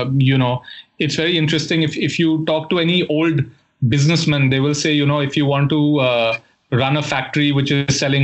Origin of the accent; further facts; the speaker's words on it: Delhi, India; moved away as an adult; also born or lived in United States; now in Mumbai, India; I grew up in Delhi